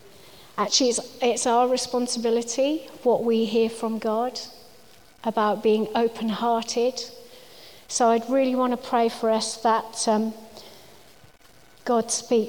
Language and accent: English; Wales, United Kingdom; And I think I am Welsh, although you wouldn't know it from my accent, but if I was speaking to my family on the phone, you definitely would see the difference.